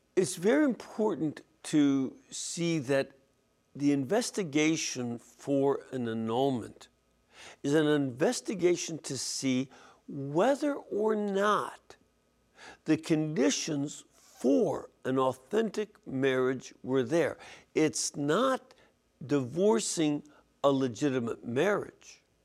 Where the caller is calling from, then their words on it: Michigan, United States; I am calling from Michigan